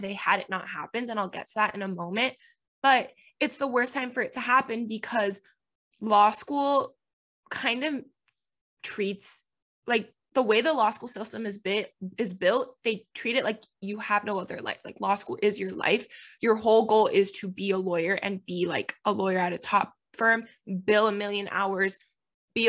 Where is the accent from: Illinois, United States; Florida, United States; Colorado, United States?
Florida, United States; Miami; first language Spanish; English is a second language; moved away as an adult; now in Tennessee, United States; I am from Miami, Florida